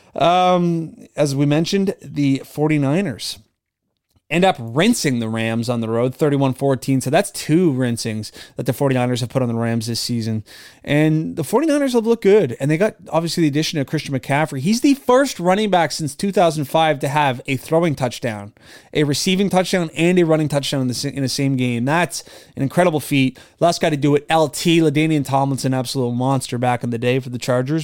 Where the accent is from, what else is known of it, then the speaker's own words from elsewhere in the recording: Nova Scotia, Canada; growing up in Nova Scotia